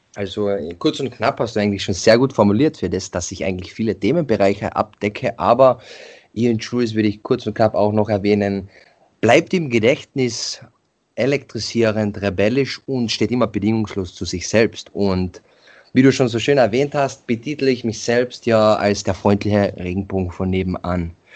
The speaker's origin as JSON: {"language": "German", "region": "Carinthia", "country": "Austria", "said": "bei uns in Kärnten"}